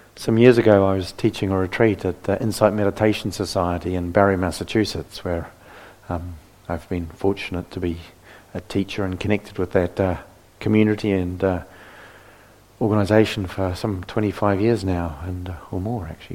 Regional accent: New Zealand; moved away; I come from New Zealand

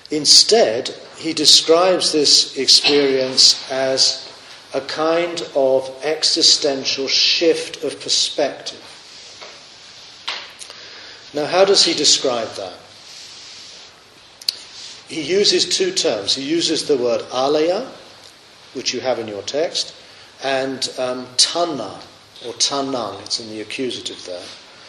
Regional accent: Australia; You know, I am an Australian. And when Australia does well at the Olympics, we instinctively stand up and go, yeah!

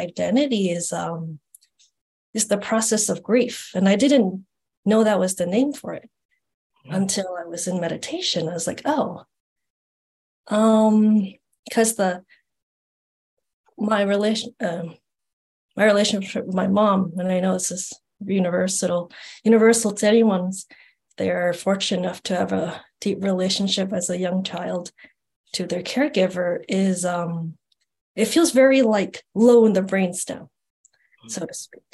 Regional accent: New York City, New York, United States; now in California, United States; I'm from New York City. I'm living in California right now

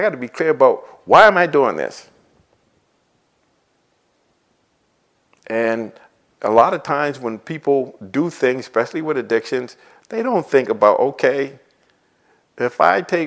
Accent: Boston, Massachusetts, United States; growing up in Boston, living in Boston

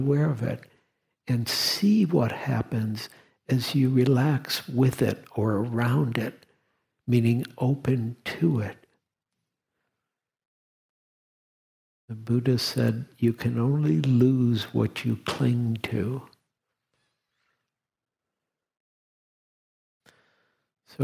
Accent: Detroit, Michigan, United States; moved away; I grew up in Detroit

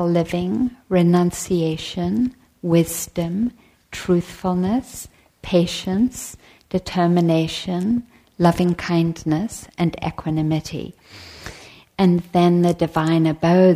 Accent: South Africa; moved away; I was born in South Africa

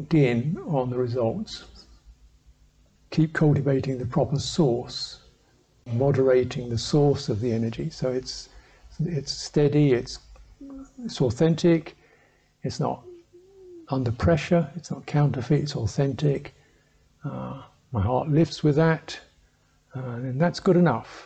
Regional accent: England, United Kingdom; I'm a English man

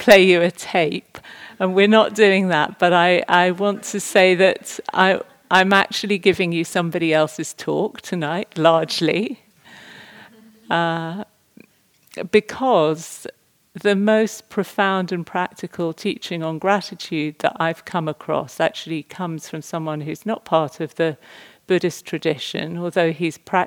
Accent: England, United Kingdom; me as an English person

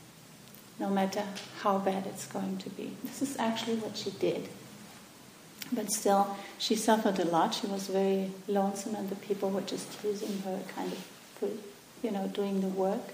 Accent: Germany; English is a second language; moved away; where I come from Germany.

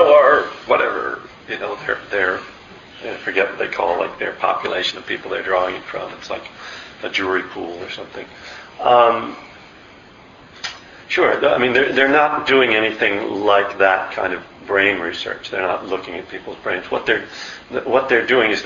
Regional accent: Pennsylvania, United States; moved away; I'm from Pennsylvania, you know, and I grew up the youngest of five boys.

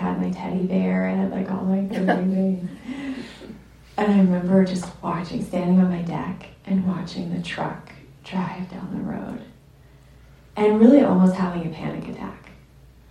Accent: Ashland, Oregon, United States; my hometown, I was born in Southern Oregon in Ashland

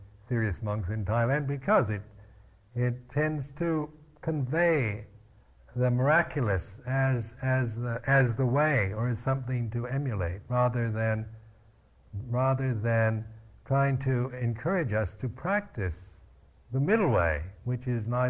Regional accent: Seattle, Washington, United States; I was born in Seattle, Washington

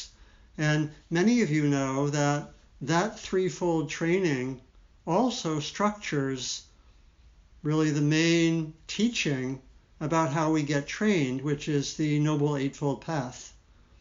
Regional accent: D.C., Maryland, United States; I grew up in Maryland, outside of Washington, D.C.

